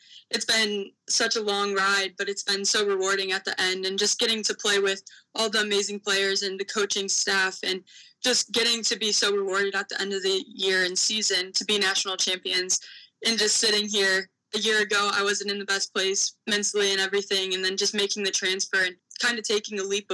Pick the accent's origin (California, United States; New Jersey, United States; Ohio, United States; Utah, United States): Ohio, United States; Mansfield; Love where I grew up from. Definitely a small town